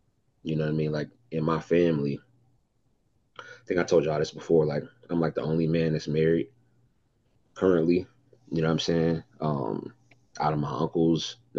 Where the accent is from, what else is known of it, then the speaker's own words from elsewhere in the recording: Detroit, Michigan, United States; I'm from Detroit.